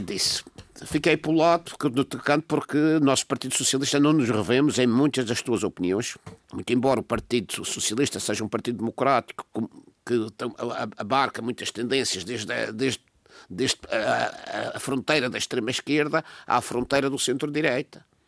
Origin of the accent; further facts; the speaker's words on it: Madeira, Portugal; como madeirense que sou